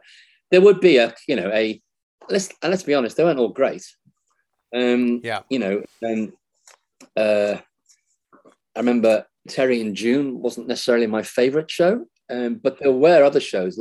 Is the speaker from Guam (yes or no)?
no; Liverpool, North West England, United Kingdom; I was born in Liverpool in the mid-50s